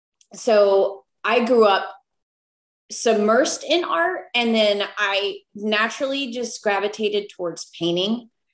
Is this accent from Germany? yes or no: no; Puerto Rico; also born or lived in Texas, United States; I'm Puerto Rican. Okay. I was born in Texas because my dad was in the army. And we moved to Puerto Rico, which is submersed in art and culture.